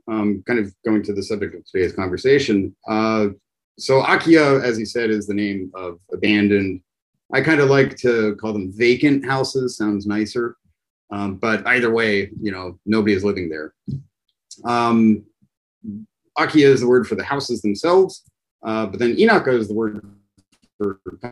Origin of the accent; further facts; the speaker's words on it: Pittsburgh, Pennsylvania, United States; moved away; I'm from the U.S. in Pittsburgh